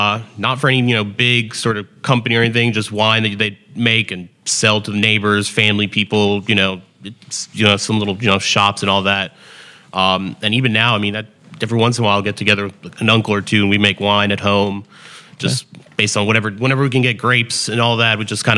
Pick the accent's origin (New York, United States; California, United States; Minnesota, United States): New York, United States; New York City; also born or lived in Winston-Salem, United States; I'm originally from New York City.